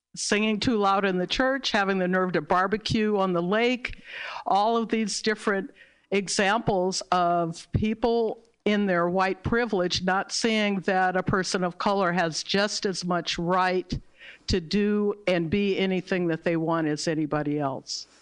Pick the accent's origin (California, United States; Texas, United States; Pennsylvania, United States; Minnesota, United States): California, United States; Berkeley; I was born and raised in Berkeley, California